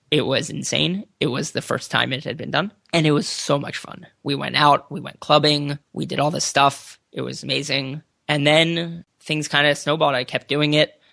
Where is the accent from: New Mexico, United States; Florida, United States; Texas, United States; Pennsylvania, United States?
Pennsylvania, United States; suburbs of Philadelphia; moved away as an adult; also born or lived in Boston; now in California, United States; I'm from the suburbs of Philadelphia